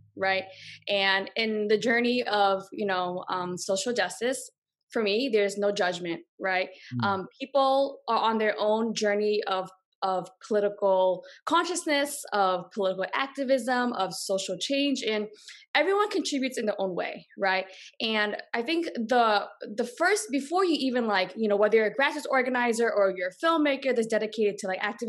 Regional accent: Boston, Massachusetts, United States; moved away as an adult; also born or lived in Los Angeles / Brooklyn, New York; I grew up in Boston. Yeah, I was born and raised in Boston.

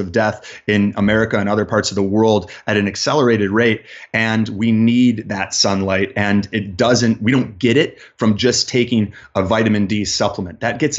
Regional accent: Chicago, Illinois, United States; I'm a man that was born and raised in Chicago in the Midwest.

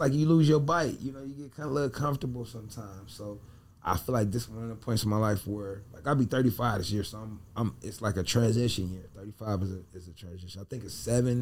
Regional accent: Cleveland, Ohio, United States; I grew up in Cleveland, Ohio, on St. Clair

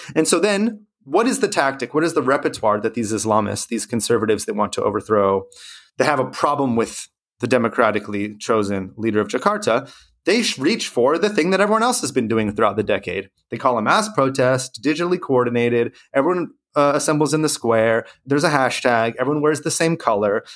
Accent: California, United States; I'm from California

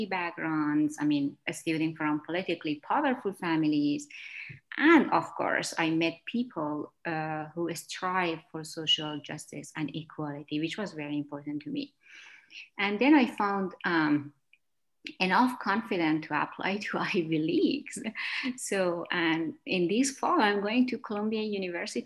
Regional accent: Afghanistan; moved away as an adult; now in United States; I was a new immigrant who moved from Afghanistan to United States.

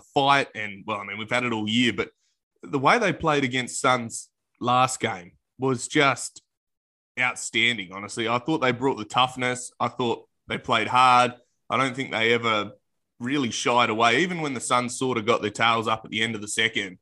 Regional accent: Australia; I'm Australian

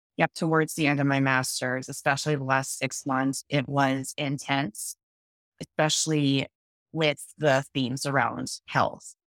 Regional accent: Boulder, Colorado, United States; moved away as an adult; also born or lived in Canada / Seattle, Washington; now in Portland, United States; I'm originally from Canada, but I grew up in the Boulder, Colorado area

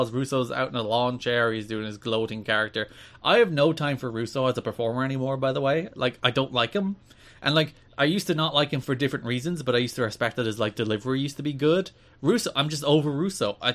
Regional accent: New York, United States; I'm from New York, and I'm speaking like this.

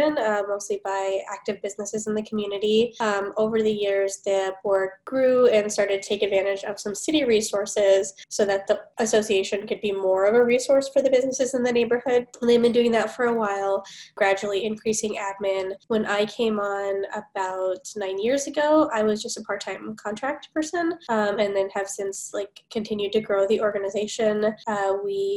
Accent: Los Angeles, California, United States; now in Minnesota, United States; I grew up in Los Angeles

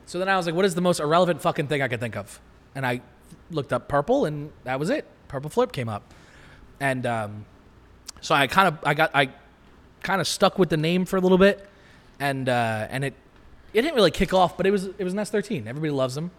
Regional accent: Long Island, New York, United States; I'm from Long Island

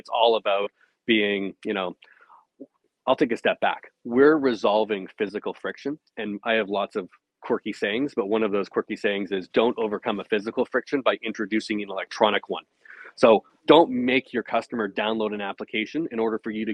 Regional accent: Canada; I'm Canadian

